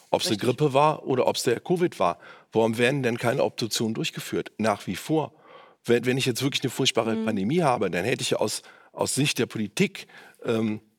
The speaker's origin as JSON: {"language": "German", "town": "Cologne", "region": "North Rhine-Westphalia", "country": "Germany", "tie": "born or raised there", "said": "sind auf äh, meine Heimatstadt Köln umgerechnet 0,09 1 Prozent."}